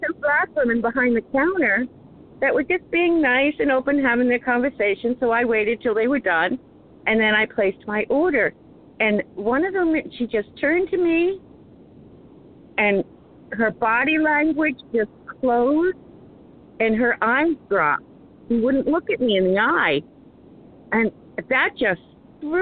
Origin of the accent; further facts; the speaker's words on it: New England, United States; I was raised in New England